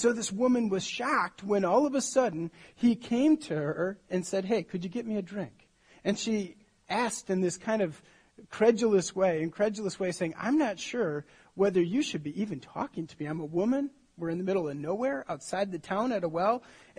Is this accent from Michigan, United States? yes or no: yes; Michigan, United States; I grew up in Michigan.